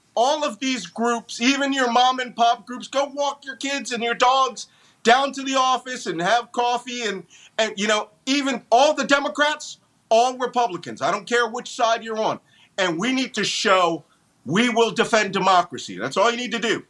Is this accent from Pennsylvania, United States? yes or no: yes; Philadelphia, Pennsylvania, United States; I am yes, I born and bred Philadelphian, born in the Philadelphia Naval Hospital